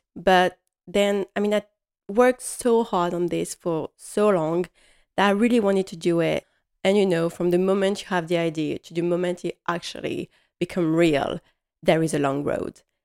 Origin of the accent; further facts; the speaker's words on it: Strasbourg, Grand Est, France; English is a second language; I come from Strasbourg